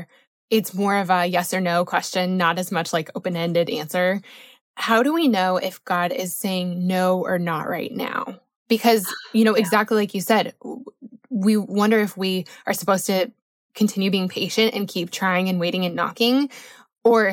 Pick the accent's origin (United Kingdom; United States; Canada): United States; Colorado; I grew up in Colorado